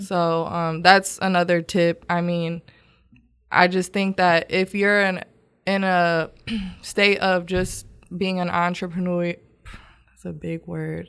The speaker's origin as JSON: {"language": "English", "town": "Grand Rapids", "region": "Michigan", "country": "United States", "moved": "as an adult", "lives_now": "Houston, United States", "said": "I'm from Grand Rapids, Michigan."}